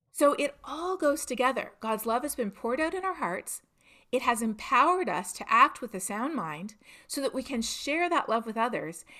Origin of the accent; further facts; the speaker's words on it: Toronto, Ontario, Canada; moved away as an adult; I'm from Toronto